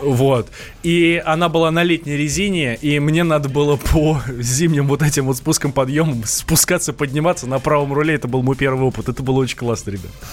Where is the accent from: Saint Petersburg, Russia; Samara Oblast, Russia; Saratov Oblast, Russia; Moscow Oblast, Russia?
Moscow Oblast, Russia; Vidnoye; я с Москвы, из Видного